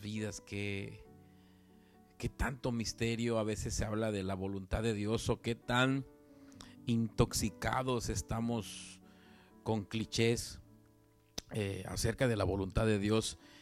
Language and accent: Spanish; Veracruz, Mexico; de acá, de donde yo soy, en Veracruz